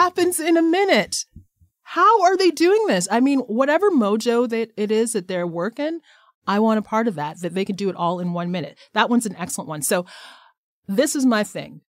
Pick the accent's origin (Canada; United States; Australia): Canada; who we are as Canadians